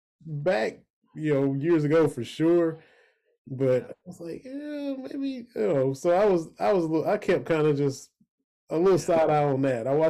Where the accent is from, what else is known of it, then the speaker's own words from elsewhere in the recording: the South, United States; See, I'm from the South, and I mess it up.